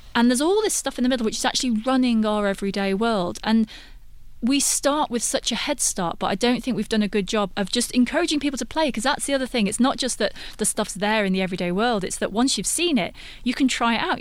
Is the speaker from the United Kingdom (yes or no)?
yes; United Kingdom; I'm British